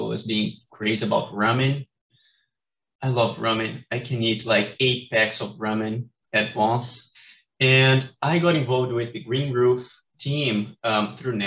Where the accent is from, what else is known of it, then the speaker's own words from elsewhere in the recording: Brazil; now in Carbondale, United States; I'm from Brazil